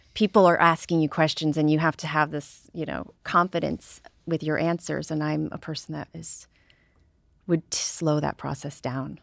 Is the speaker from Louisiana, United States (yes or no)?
no; Deep River, Connecticut, United States; I'm from Deep River, Connecticut